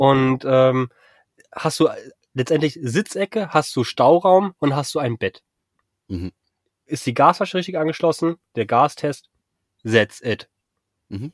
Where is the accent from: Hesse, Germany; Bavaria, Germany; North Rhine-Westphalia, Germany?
Hesse, Germany; Frankfurt am Main; moved away as an adult; also born or lived in Husum; bin ja gebürtiger Frankfurter